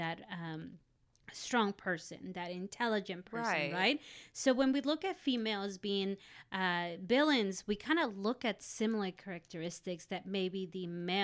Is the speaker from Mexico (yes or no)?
yes; Mexico; when I think about soap operas growing up in Mexico